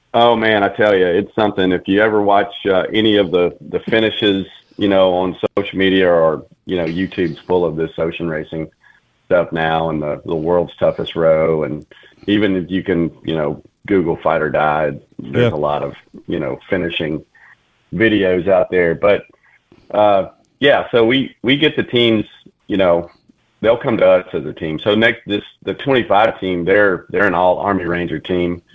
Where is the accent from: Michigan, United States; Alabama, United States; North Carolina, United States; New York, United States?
Alabama, United States; Mobile; moved away as an adult; also born or lived in Colorado; I'm from Alabama, from Mobile, born and raised.